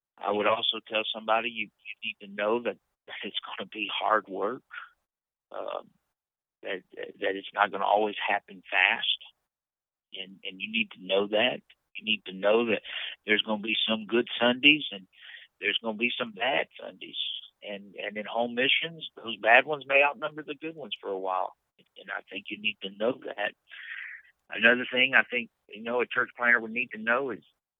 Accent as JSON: {"language": "English", "town": "Leesville", "region": "Louisiana", "country": "United States", "tie": "born or raised there", "said": "growing up in the South, the Bible Belt, you know, in Leesville, there's a church on every corner just about"}